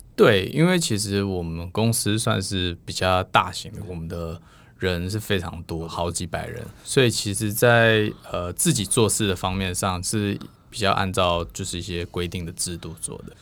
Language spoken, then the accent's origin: Chinese; United States; moved away as an adult; now in Taiwan; 因为我算是美国出身